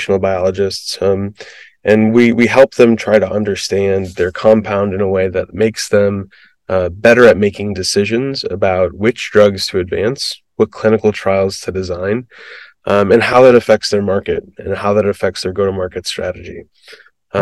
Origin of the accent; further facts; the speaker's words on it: Midwest, United States; I grew up in the Midwest